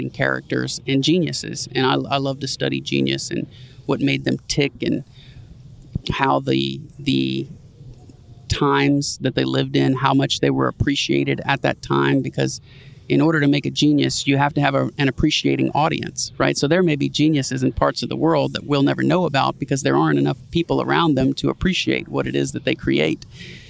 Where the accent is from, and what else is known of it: New Orleans, Louisiana, United States; moved away